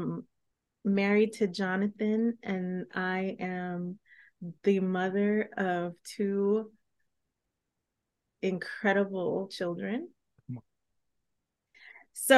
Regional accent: New York, United States; moved away; I'm from New York is what I'm saying, and so I don't live there

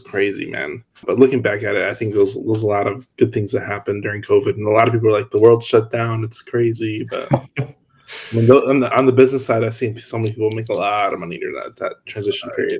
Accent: Hammond, Indiana, United States; I grew up in Hammond, which is right over the border in Indiana

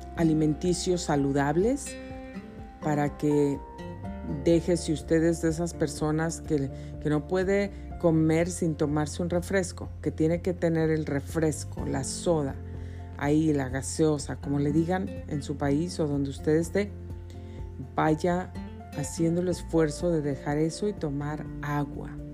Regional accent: Mexico City, Mexico; moved away; nací en la Ciudad de México, en Coyoacán, Distrito Federal

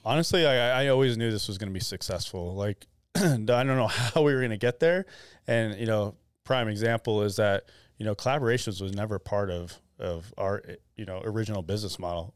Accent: Arizona, United States; I was born and raised in Arizona, which was unique.

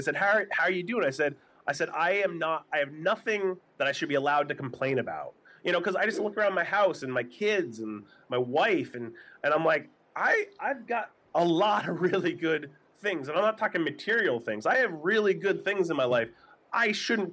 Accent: New Hampshire, United States; blue collar family growing up in New Hampshire

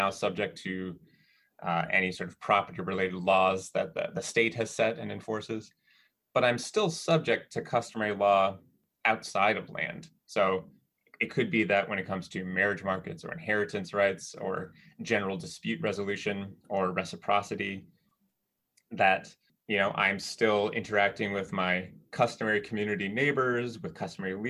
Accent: Minnesota, United States; I grew up in Minnesota with a lot of snow

